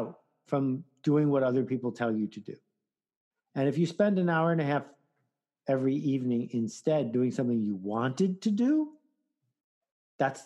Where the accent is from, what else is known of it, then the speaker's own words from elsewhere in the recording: Williamsville, New York, United States; I'm from Williamsville, Amherst.